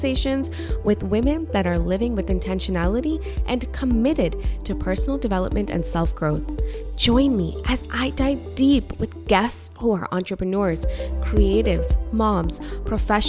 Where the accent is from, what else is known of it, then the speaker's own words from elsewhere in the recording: Long Island, New York, United States; I grew up in the suburbs of New York City in Long Island